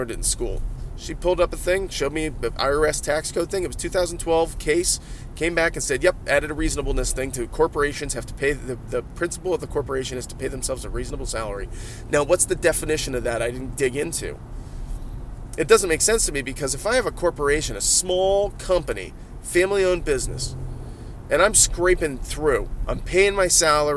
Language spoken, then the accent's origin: English; Ohio, United States; I'm from Ohio.